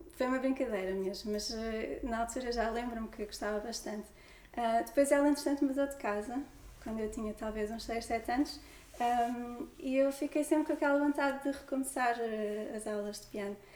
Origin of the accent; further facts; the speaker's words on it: near Lisbon, Portugal; os meus avós já vieram para Lisboa e o meu pai também veio estudar para Lisboa e eu nasci, nasci aqui perto